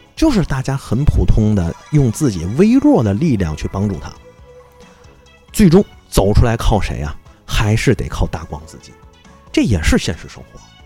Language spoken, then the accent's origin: Chinese; Tianjin, China; 作为天津人